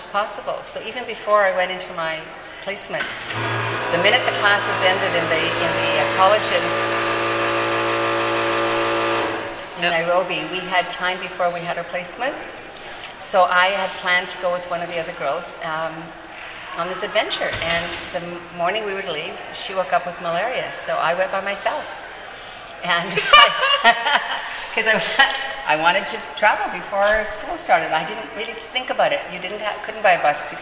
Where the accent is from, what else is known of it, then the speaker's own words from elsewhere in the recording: Calgary, Alberta, Canada; also born or lived in British Columbia; I grew up in Calgary. Originally from BC, but I grew up in Calgary.